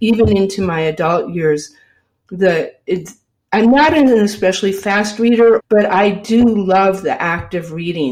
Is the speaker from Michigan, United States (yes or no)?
yes; Michigan, United States; now in North Adams, United States; when I was growing up in Michigan